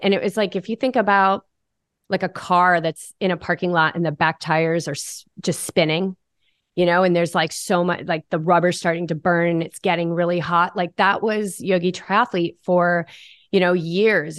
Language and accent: English; New England, United States; I grew up in New England. I'm the daughter of a Marine.